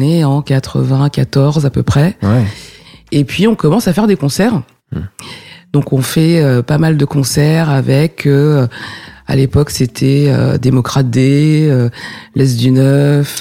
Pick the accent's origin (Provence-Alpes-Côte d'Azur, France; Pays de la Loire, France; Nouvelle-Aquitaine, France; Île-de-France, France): Île-de-France, France; Essonne; also born or lived in Paris; suis né à Paris et j'ai grandi en banlieue, dans l'Essonne